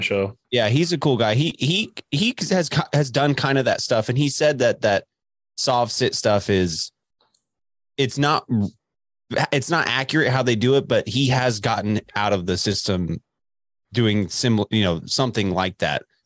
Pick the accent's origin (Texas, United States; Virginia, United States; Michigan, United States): Texas, United States; Dallas; moved away; also born or lived in Lubbock, Texas; I grew up in Dallas